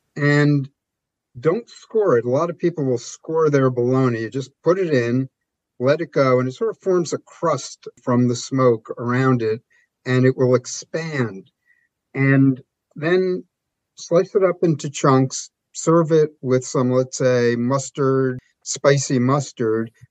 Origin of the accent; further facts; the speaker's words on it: New York, United States; I'm a New Yorker